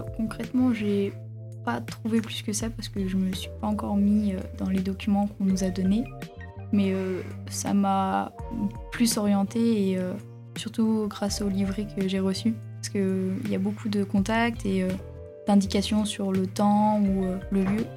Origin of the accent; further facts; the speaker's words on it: La Roche-sur-Yon, Pays de la Loire, France; je viens de La Roche-sur-Yon